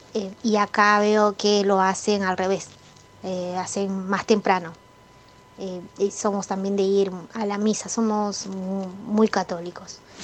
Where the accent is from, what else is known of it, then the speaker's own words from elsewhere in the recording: Peru; soy de Perú